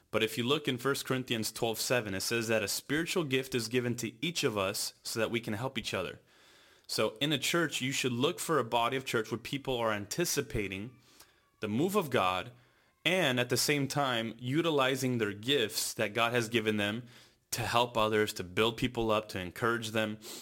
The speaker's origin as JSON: {"language": "English", "region": "California", "country": "United States", "tie": "born or raised there", "said": "born and raised in California"}